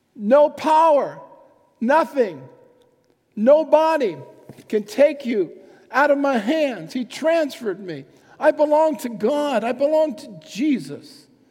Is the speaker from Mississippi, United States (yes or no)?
no; New York City, New York, United States; moved away as an adult; also born or lived in Bronx; I grew up in Manhattan, and uh, through all the trouble, so 28 years or something, 27 years in Manhattan